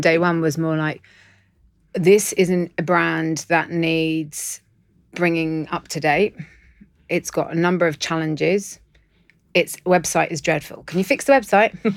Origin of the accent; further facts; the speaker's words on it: London, United Kingdom; I'm in Londoner